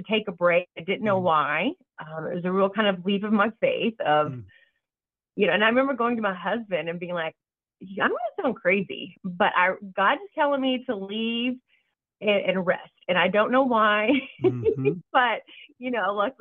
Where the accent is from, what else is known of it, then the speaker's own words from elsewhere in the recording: Vernon, Texas, United States; moved away; also born or lived in Dallas, Texas / Denton, Texas; I was born in Vernon, Texas, a little small town